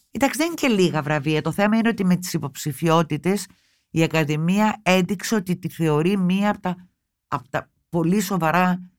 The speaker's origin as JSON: {"language": "Greek", "country": "Greece", "said": "Και εγώ δεν είμαι αυτό που λέμε λυσασμένη με την πατρίδα μου. Την αγαπώ την Ελλάδα πολύ"}